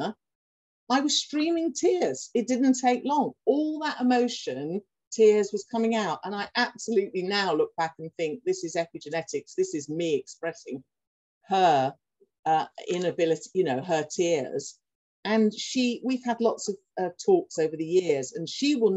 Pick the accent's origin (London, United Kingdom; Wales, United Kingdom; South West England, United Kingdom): London, United Kingdom; now in Durham, United Kingdom; I'm originally from London, but I live in Durham.